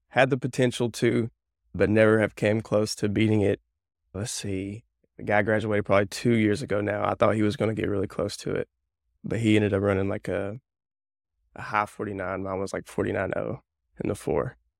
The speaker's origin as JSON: {"language": "English", "region": "north central Alabama", "country": "United States", "tie": "born or raised there", "said": "I grew up in Alabama, north central Alabama. So, I live about 30 minutes north of Birmingham."}